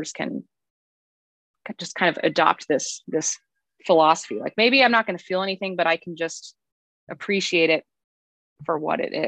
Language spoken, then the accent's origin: English; Colorado, United States; moved away as an adult; now in Cincinnati, United States; I'm from Colorado